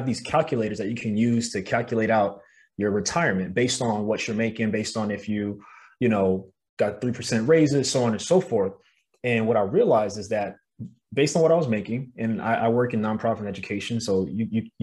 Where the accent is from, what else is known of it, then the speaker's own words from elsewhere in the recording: New York City, New York, United States; moved away as an adult; now in Los Angeles, United States; I'm from Brooklyn, New York